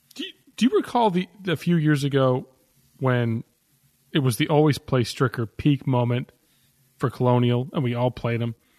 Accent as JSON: {"language": "English", "country": "Canada", "moved": "yes", "lives_now": "Kentucky, United States", "said": "I am Canadian. That's where I'm from."}